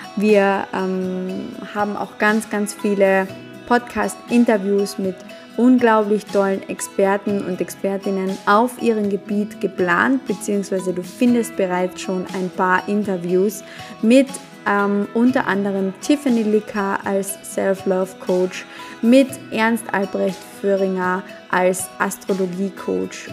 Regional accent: Carinthia, Austria; accent: Carinthian dialect; Ich komme aus dem wunderschönen Kärnten in Österreich. Das ist auch der Grund, warum du in den ersten Folgen ein bisschen noch meinen Dialekt hörst.

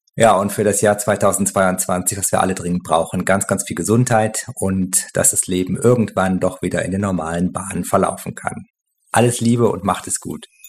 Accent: China; German is a second language; moved away as an adult; now in Berlin, Germany; Ich komme aus China und lebe jetzt seit 15 Jahren in Berlin

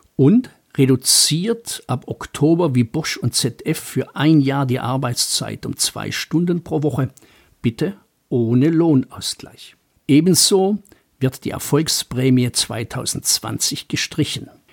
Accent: Baden-Württemberg, Germany; als Schwabe

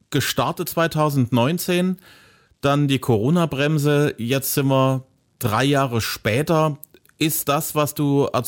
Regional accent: Zwickau, Saxony, Germany; In Zwickau, meiner Heimatstadt, bist du auch regelmäßig?

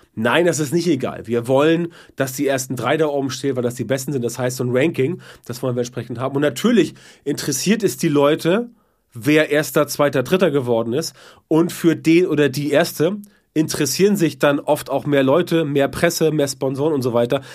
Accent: the North, Northern Germany, Germany

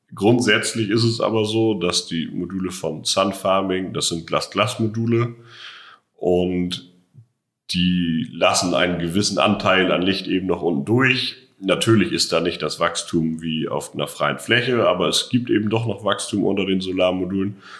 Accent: Schleswig-Holstein, Germany; moved away as an adult; now in Brandenburg, Germany; Ich komme ganz ursprünglich aus Schleswig-Holstein und bin jetzt seit zehn Jahren ungefähr hier in Brandenburg

